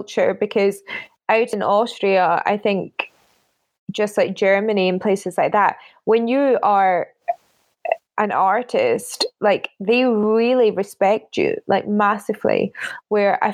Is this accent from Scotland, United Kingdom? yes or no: yes; Scotland, United Kingdom; moved away; I'm Scottish and my family are all there. But also little things like I went to the Junior Academy at the Royal Scottish